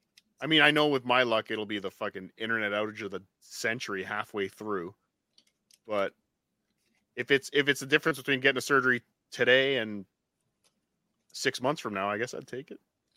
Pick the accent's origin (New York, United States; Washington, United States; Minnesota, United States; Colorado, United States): Minnesota, United States; I'm from Minnesota. Shut up.